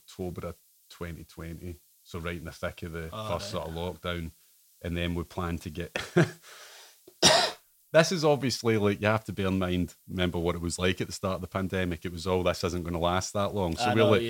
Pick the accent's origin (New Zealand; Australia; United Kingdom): United Kingdom; Ayr, Scotland; also born or lived in Rome; Grew up in Ayr